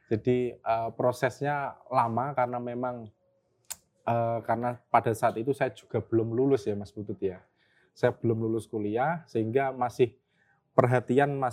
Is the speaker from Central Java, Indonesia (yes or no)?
yes; Dasun, Central Java, Indonesia; lahir di desa Dasun, {S1} hmm. {S0} kecamatan Lasem, Kabupaten Rembang.